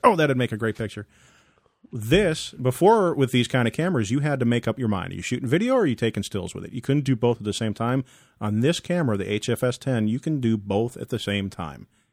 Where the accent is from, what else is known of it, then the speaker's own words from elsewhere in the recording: Massachusetts, United States; moved away; my hometown departments. uh, back in Massachusetts